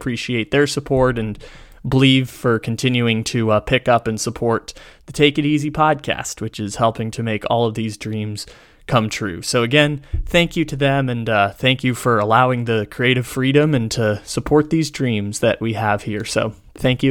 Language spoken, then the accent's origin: English; San Diego, California, United States; I grew up in San Diego during the 2010s